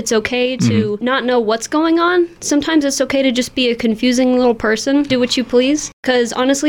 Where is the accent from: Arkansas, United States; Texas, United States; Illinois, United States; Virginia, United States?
Texas, United States; now in Fort Collins, United States; I am from Texas.